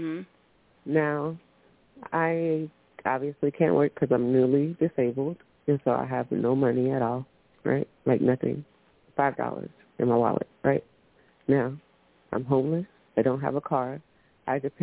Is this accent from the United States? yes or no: yes; Orlando, Florida, United States; I'm from Orlando, Florida. I moved to a small town